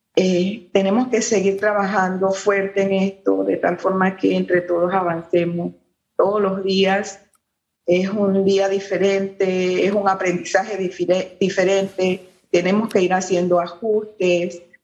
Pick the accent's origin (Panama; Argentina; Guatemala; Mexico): Panama; como panameños